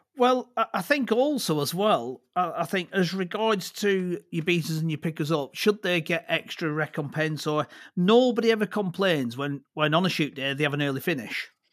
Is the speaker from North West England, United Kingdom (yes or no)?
yes; Accrington, North West England, United Kingdom; also born or lived in Clitheroe / Blackburn; I grew up just outside of Accrington.